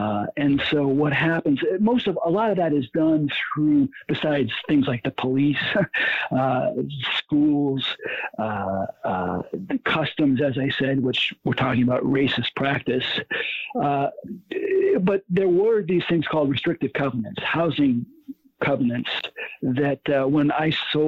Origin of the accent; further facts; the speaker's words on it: Detroit, Michigan, United States; if this were New York or Chicago, I'm from Detroit.